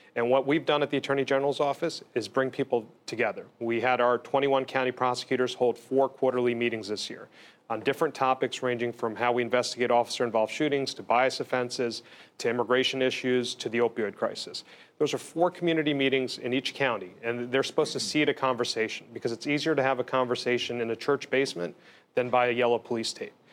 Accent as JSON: {"language": "English", "area": "Bergen and Essex counties", "region": "New Jersey", "country": "United States", "tie": "born or raised there", "said": "I was born in Jersey City, in Hudson. Grew up in Bergen and Essex"}